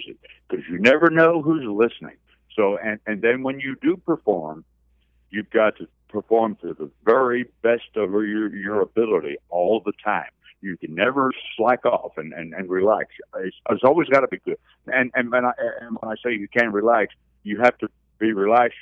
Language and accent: English; New Jersey, United States; I'm from New Jersey, and I love coming to the Northeast